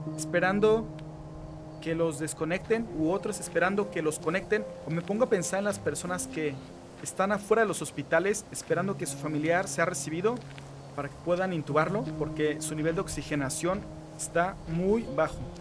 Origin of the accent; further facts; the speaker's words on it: Mexico; now in Mexico City, Mexico; Vivo en la Ciudad de México